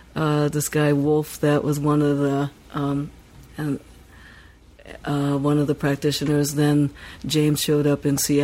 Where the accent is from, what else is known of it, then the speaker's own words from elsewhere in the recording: Tokyo, Japan; now in San Francisco, United States; growing up in Tokyo